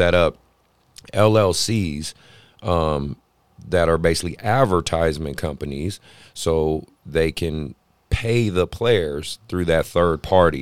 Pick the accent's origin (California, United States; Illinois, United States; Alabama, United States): California, United States; Oakland; I'm born and raised in Oakland.